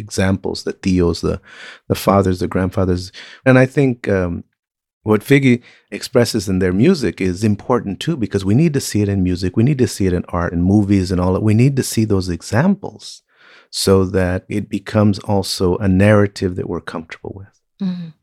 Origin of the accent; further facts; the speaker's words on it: Compton, California, United States; I was raised in Compton, Watts, uh, California